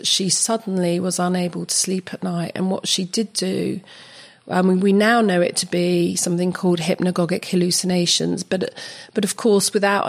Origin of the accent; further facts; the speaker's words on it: London, United Kingdom; moved away as an adult; I was born and raised in West London